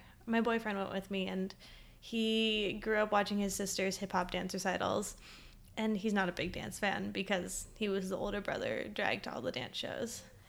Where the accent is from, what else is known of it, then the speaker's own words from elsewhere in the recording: Nebraska, United States; I grew up in Nebraska